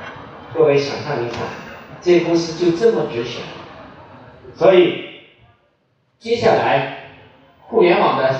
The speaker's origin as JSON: {"language": "Chinese", "town": "Shenzhen", "region": "Guangdong", "country": "China", "said": "我们是深圳人，"}